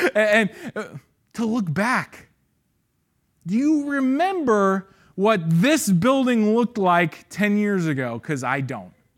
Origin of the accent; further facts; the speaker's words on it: San Ramon, California, United States; I grew up in Saint Ramon